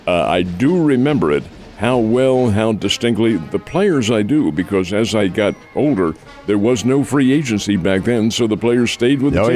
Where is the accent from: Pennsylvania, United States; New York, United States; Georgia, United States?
Pennsylvania, United States; Philadelphia; when I was a kid growing up in Philadelphia